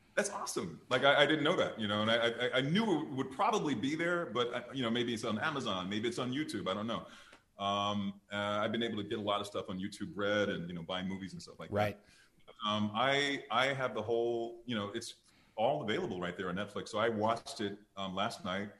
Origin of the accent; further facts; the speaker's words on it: Detroit, Michigan, United States; I'm from Detroit, Michigan